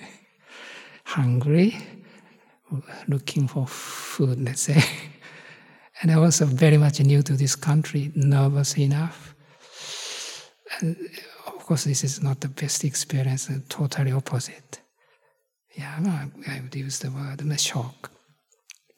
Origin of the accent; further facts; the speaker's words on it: Japan; moved away; I come from Japan